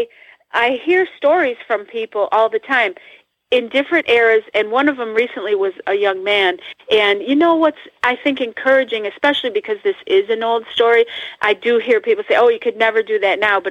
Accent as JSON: {"language": "English", "region": "Northeast", "country": "United States", "said": "I'm from the Northeast, and we have hills and tall buildings and tall trees"}